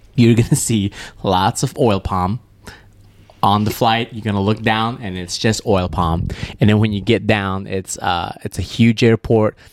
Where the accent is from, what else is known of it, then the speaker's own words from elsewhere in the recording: Malaysia; moved away; my home country of Malaysia